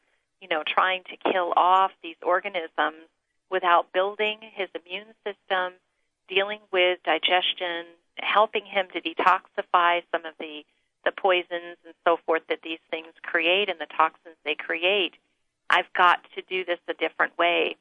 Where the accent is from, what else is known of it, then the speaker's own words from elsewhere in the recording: Northeast, United States; now in Northern California, United States; growing up in the Northeast.